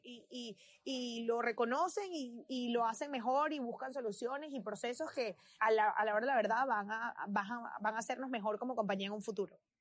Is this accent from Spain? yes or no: no; Venezuela; now in United States; yo soy de Venezuela y mi historia como venezolana y mi historia como inmigrante